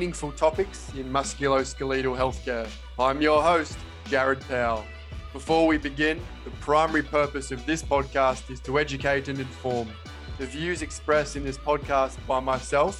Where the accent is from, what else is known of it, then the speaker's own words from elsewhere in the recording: Australia; I am a physiotherapist from Australia.